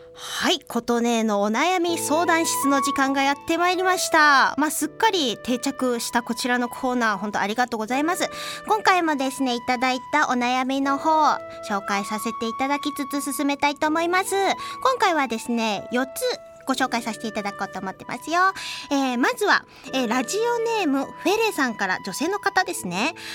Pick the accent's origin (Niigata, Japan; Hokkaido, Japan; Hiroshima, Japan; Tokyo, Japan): Hiroshima, Japan; 広島出身なんですけれども